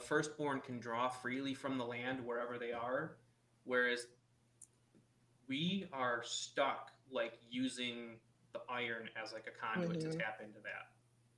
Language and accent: English; United States; I was born here. I was born in America